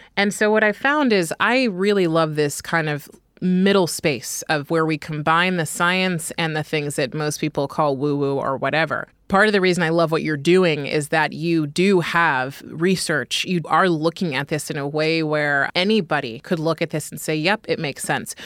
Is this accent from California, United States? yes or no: yes; California, United States; now in New York, United States; I'm from California. I live in New York